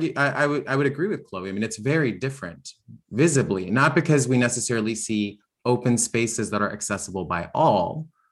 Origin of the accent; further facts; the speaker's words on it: Prince William County, Virginia, United States; And obviously I was born and raised raised in Prince William County since early on. And I think the difference is pretty, I live right at the end of 234. So 234 being the road that's kind of the main access point for a lot of us into the Rural Crescent.